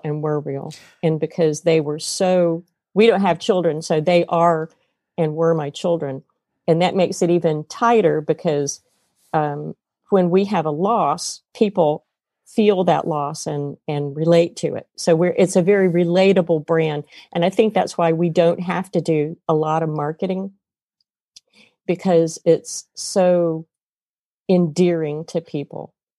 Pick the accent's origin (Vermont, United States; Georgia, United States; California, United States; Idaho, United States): Georgia, United States; South; now in Indiana, United States; I'm from South Georgia.